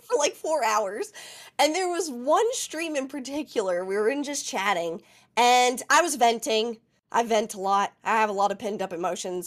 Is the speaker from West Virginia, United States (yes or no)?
yes; West Virginia, United States; I'm from West Virginia, so we're all a little rugged